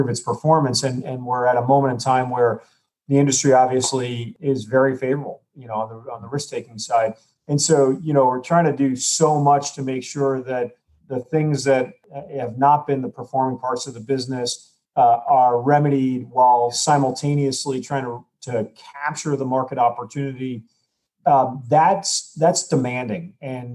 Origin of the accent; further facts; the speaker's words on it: United States; I'm an American